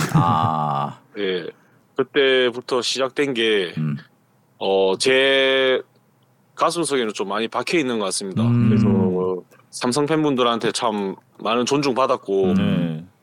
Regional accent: Gyeongsang, South Korea; 제가 경상도 남자다 되다, 되다 보니까

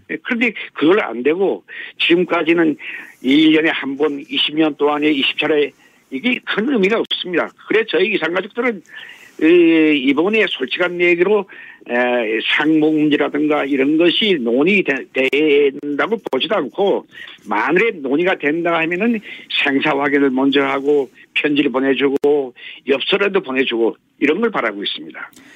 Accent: Hamhung, South Hamgyong, North Korea; now in South Korea; 고향은 함경남도 함흥입니다.

